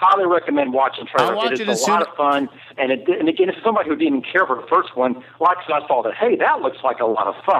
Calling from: Tampa, Florida, United States; in Tampa, Florida.

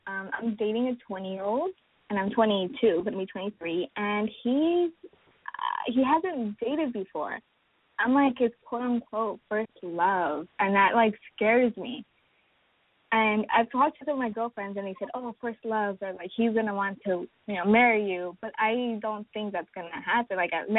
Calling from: Los Angeles, California, United States; I am 22, going to be 23, and I'm from Los Angeles.

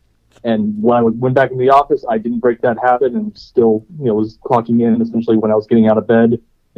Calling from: Ohio, United States

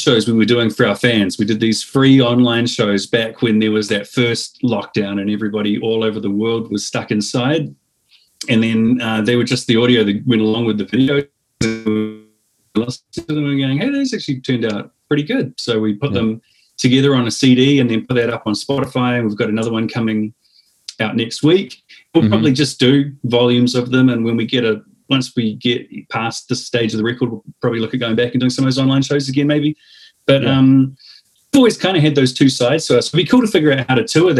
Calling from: New Zealand; I mean, I'm beaming in from New Zealand here.

